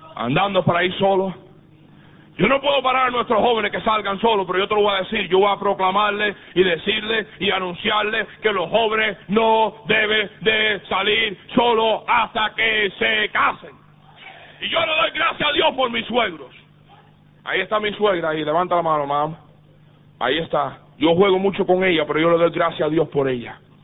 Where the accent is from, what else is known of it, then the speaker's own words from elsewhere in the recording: Miami, Florida, United States; moved away; nosotros nos criamos en iglesias bautistas del sur, allá en Miami